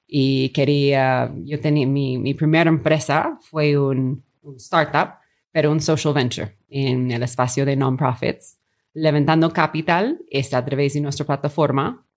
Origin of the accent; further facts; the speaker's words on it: Long Beach, California, United States; Spanish is a second language; moved away as an adult; also born or lived in Peru / China / Mexico City; Yo estudié mi colegio y high school en como Los Ángeles